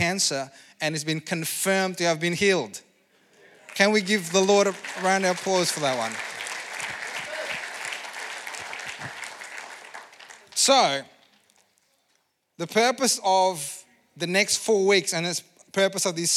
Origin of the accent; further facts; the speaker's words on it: Indonesia; moved away; I come from Indonesia